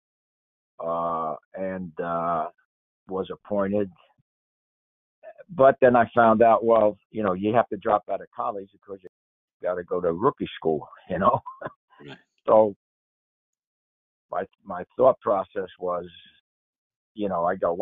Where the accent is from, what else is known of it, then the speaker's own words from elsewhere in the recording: Paterson, New Jersey, United States; I grew up in Paterson, New Jersey